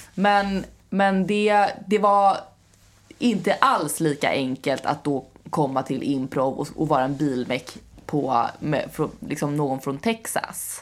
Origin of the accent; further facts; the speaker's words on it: Skåne, Sweden; first language Swedish; jag är från Skåne